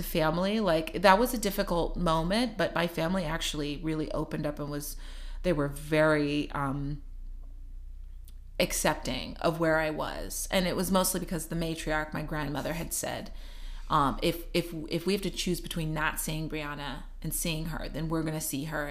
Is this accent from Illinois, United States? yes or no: no; Missouri, United States; moved away; I came from the Bible Belt, right? Missouri. So it was a conservative family.